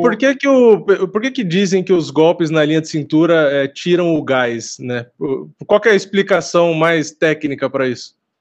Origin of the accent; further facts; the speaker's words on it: São Paulo, Brazil; sou daqui de São Paulo.